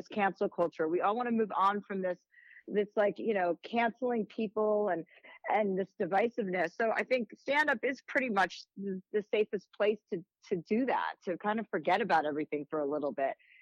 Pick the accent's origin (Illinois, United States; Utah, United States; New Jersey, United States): New Jersey, United States; my Montclair, which is my home state